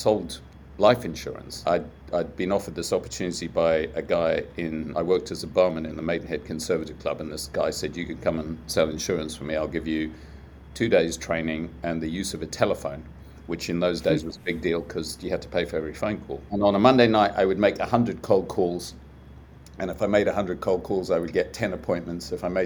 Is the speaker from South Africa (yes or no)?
yes; South Africa; moved away as an adult; also born or lived in United Kingdom; I was growing up in South Africa